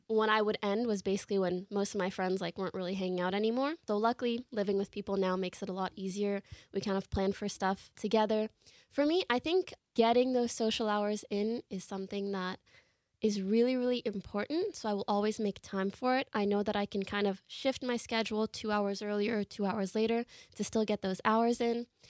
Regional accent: Canada; moved away as an adult; now in Los Angeles, United States; I come from Canada, that's where I grew up

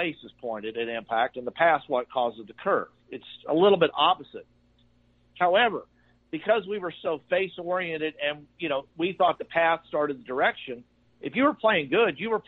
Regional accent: Fort Worth, Texas, United States; I grew up in Fort Worth

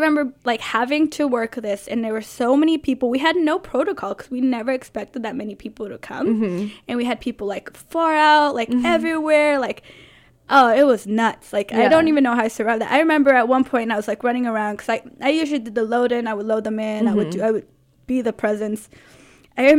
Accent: Los Angeles, California, United States; now in San Francisco, United States; I'm from Los Angeles

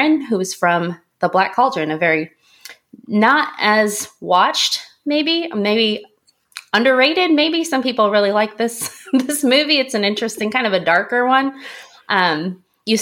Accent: a suburb of Tokyo, Japan; moved away; also born or lived in South Korea; I was very lucky to grow up in a suburb of Tokyo

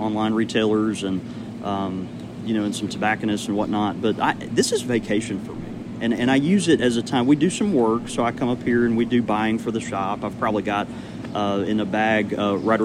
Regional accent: Jackson, Mississippi, United States; I'm from Jackson, Mississippi

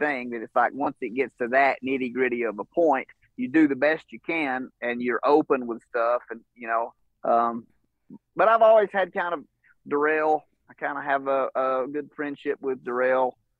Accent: Georgia, United States; I'm from North Georgia, which, you know, I'm probably, as a crow flies, probably 2 hours from Knoxville or something like

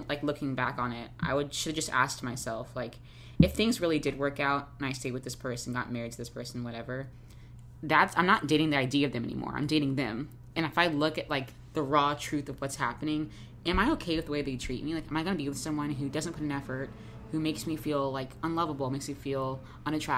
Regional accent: Jacksonville, Florida, United States; I'm from the South, I'm from Jacksonville

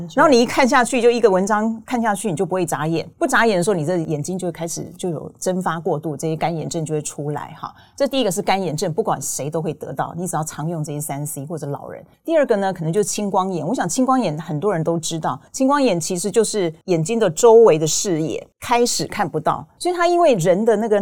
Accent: Taiwan; 我们台湾人

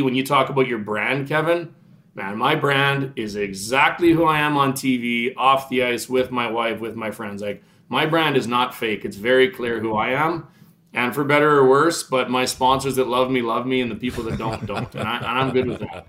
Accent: Regina, Saskatchewan, Canada; I played every sport in the world growing up in Regina

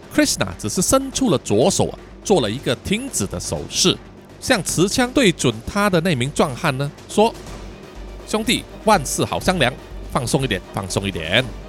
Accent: Kuala Lumpur, Malaysia; 叔叔本身呢，就是吉隆坡人， 哦，我在吉隆坡出生，也住在吉隆坡

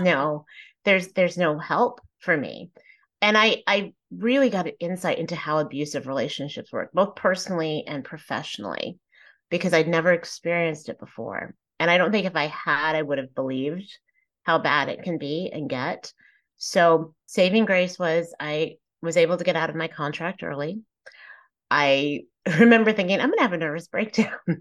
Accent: Plano, Texas, United States; I was raised in Plano, Texas, which at the time was not very diverse.

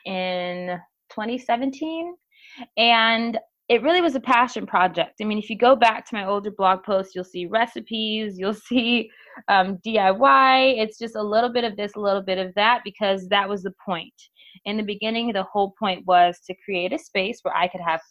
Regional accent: Los Angeles, California, United States; Born and raised in Los Angeles, California

